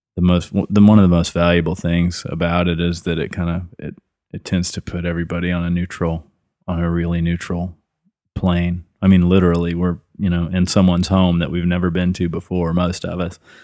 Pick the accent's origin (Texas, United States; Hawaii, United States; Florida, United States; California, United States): Texas, United States; Killeen; also born or lived in Kennett, Missouri / Austin, Texas; I have was born in southeast Missouri in the Boot Hill, a little town called Kennett. And, uh, when I was eleven years old, my mom remarried, and that took us down to Central Texas